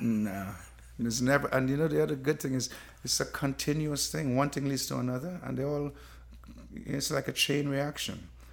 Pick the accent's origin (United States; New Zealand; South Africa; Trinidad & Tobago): Trinidad & Tobago; moved away; growing up in Trinidad